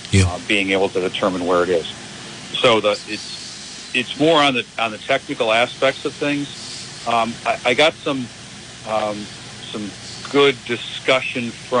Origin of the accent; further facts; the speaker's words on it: Southern United States, United States; accent: Southern; I didn't have to break out my Southern accent for it either